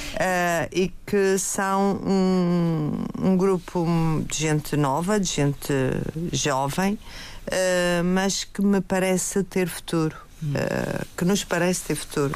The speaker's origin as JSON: {"language": "Portuguese", "region": "Madeira", "country": "Portugal", "said": "nós somos, nós madeirenses, somos feitos das nossas raízes"}